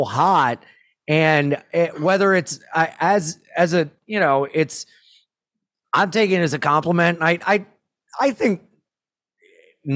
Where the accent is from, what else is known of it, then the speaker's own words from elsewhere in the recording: Jacksonville, United States; we're from Jacksonville